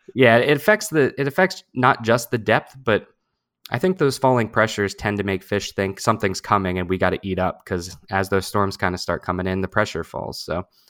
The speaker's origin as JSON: {"language": "English", "region": "New Jersey", "country": "United States", "tie": "born or raised there", "said": "I have spent my whole life living in New Jersey. I grew up down in South Jersey."}